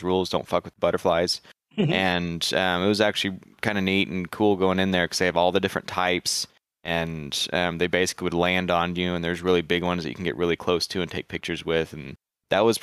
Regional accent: Texas, United States; that's Texas, man. We with so much state pride

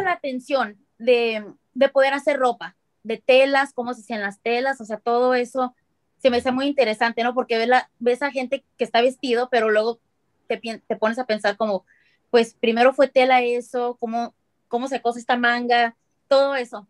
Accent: Mexicali, Baja California, Mexico; now in Phoenix, United States; yo soy de Mexicali, vivo ahora en Phoenix, en los Estados Unidos

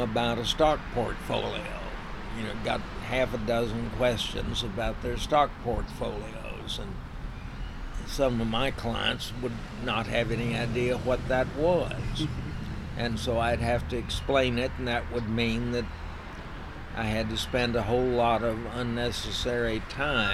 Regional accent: Dade City, Florida, United States; I grew up on Tank Hill

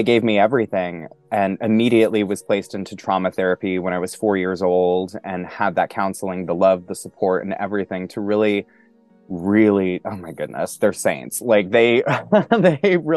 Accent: Montana, United States; moved away as an adult; also born or lived in New York City / Poconos, Pennsylvania; now in Pennsylvania, United States; Originally, I'm from Montana. And I moved to New York City when I was 18 years old

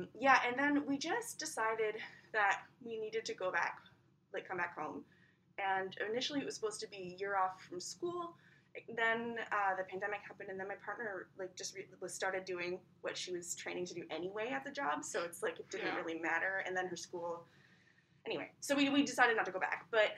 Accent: Ottawa, Ontario, Canada; now in Whitehorse, Canada; I'm from Ottawa.

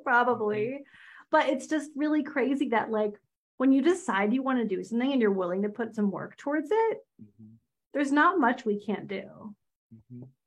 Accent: outside of Philadelphia, Pennsylvania, United States; now in Pittsburgh, United States; I grew up outside of Philly. Um, I live in Pittsburgh now, so I'm on the other side of Pennsylvania

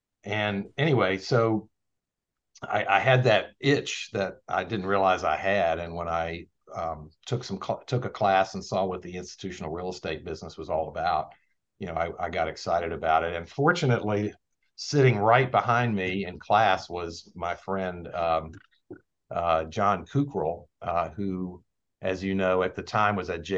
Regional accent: Shenandoah Valley, Virginia, United States; moved away; when I grew up in the Shenandoah Valley, my father was a farmer

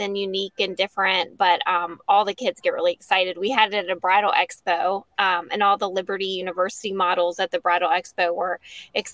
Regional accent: Lynchburg, Virginia, United States; moved away as an adult; also born or lived in Charlotte; now in Bedford, United States; I'm from Lynchburg originally

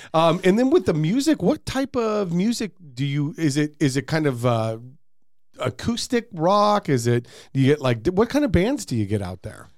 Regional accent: Arizona, United States; I was born and raised in Arizona

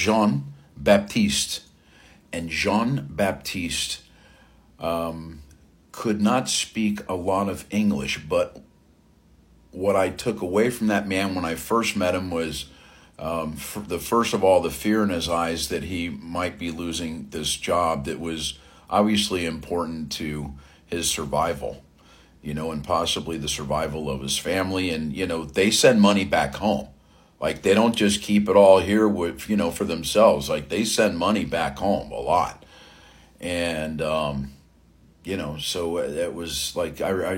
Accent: South Florida, United States; I grew up in South Florida

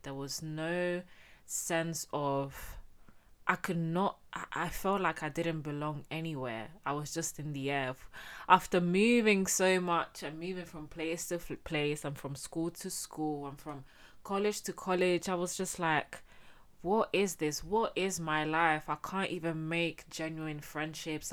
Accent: Getafe, Community of Madrid, Spain; I was born and raised in Spain, in Getafe to be exact.

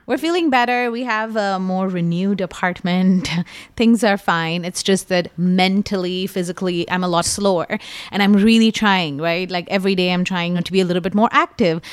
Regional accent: India; as an Indian person

